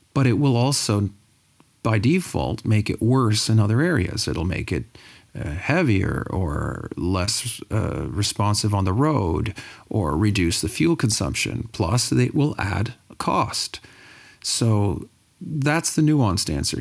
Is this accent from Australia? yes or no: no; Sudbury, Ontario, Canada; I'm from Sudbury, Ontario.